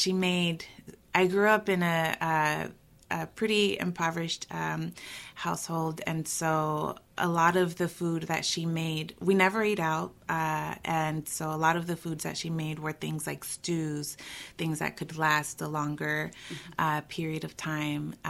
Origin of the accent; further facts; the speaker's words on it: Durham, North Carolina, United States; also born or lived in Michoacán, Mexico; I'm a North Carolinian born and bred, so I grew up here in Durham, actually